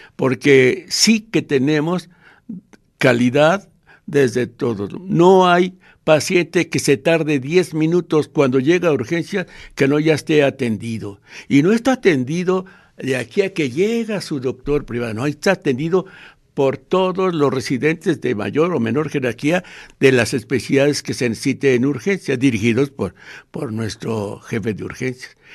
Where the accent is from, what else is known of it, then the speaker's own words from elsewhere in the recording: Mexico; como los mexicanos